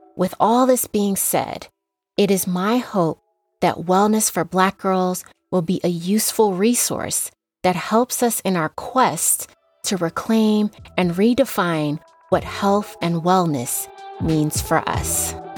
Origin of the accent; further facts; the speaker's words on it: Las Vegas, Nevada, United States; now in Reno, United States; I was raised in Las Vegas, Nevada, but I currently live in Reno, Nevada